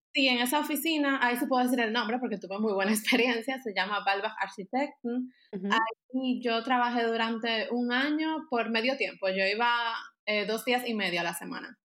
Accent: Dominican Republic; moved away as an adult; now in Germany; yo soy de República Dominicana, pero ahora mismo yo vivo en Alemania

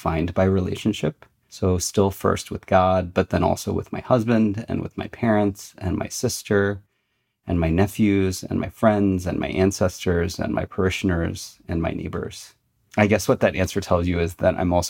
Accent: United States; now in Michigan, United States; I was born in America, I was Chinese second

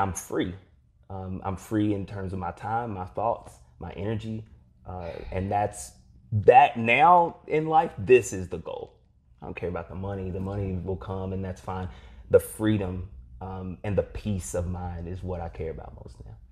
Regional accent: Eastern Kentucky, United States; growing up in Eastern Kentucky

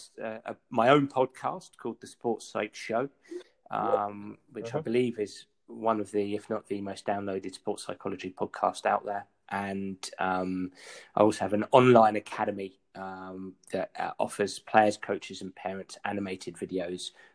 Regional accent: England, United Kingdom; being English

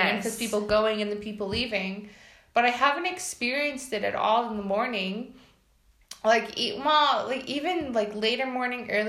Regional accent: United States; moved away as an adult; now in Poland; if you can't guess by my accent, I'm from the U.S.

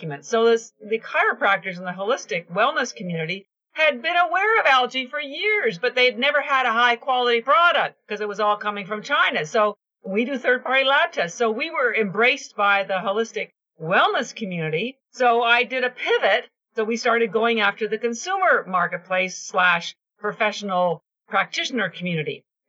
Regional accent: Canada; I'm Canadian

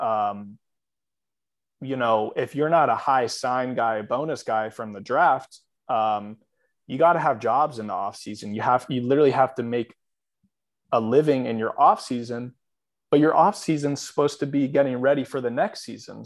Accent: Atlanta, Georgia, United States; I'm from Atlanta

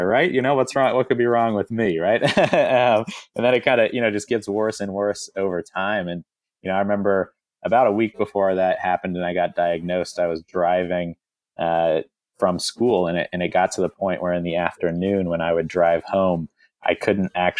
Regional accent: Southern California, United States; I grew up in Southern California

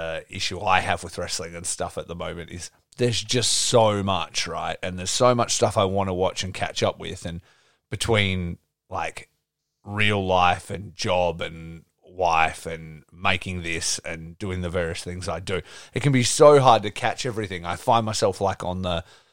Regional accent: Geraldton, Western Australia, Australia; I grew up in Geraldton, and which is, obviously a smaller city than here

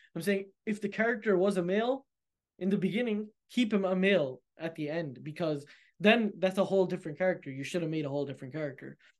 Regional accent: United States; I'm American, you know, I live in America

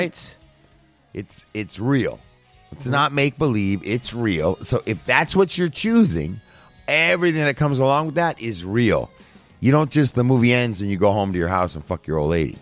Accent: United States; Born and raised in America

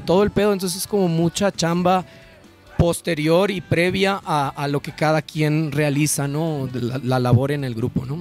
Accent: Ciudad Obregón, Sonora, Mexico; also born or lived in Mexico City; si somos de Obregón

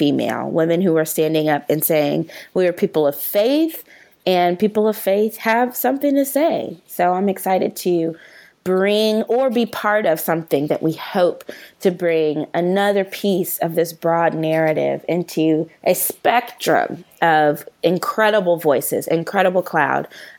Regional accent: St. Louis, Missouri, United States; I'm from St. Louis and I'm born and raised, love the Lou. I'm so proud to be a native

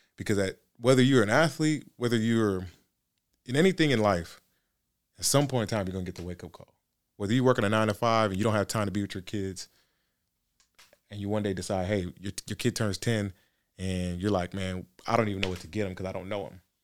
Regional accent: Nigeria; I'm Nigerian

